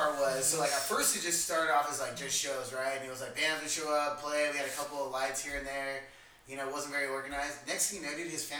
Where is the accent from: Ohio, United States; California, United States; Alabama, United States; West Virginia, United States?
California, United States; Corona; moved away as an adult; oh, where'd you grow up? And, you know, what was your scene at or whatever? And they're like, oh, Corona. They're like, oh, really? Like, shit. He's like, but how old are you? I'm like, oh, 27.